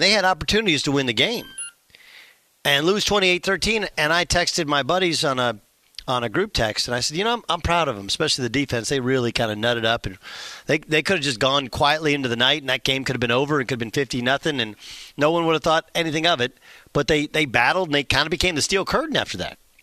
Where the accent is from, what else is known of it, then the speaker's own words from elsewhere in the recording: Orange County, Southern California, United States; moved away; also born or lived in Oklahoma; I grew up in Southern California. Jason and I grew up in Orange County, which is the county south of Los Angeles County.